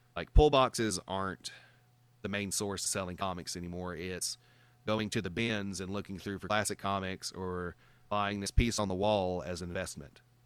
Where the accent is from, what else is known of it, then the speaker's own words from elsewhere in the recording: Georgia, United States; I'm from the South, man. I'm from Georgia.